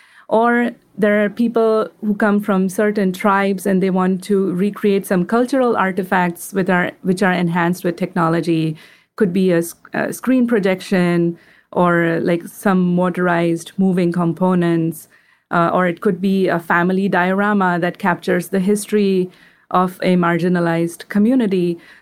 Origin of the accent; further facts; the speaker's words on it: India; Like, for example, I'm from India. We celebrate Diwali.